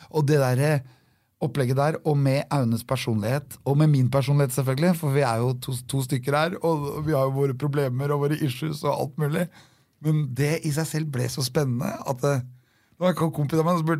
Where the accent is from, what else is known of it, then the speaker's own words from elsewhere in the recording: Norway; Og så er det det at alt er Norges land. Og vi er nordmenn. Og da kan vi være overalt.